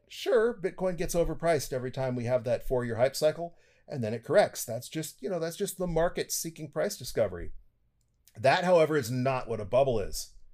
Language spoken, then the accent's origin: English; United States; I'm an American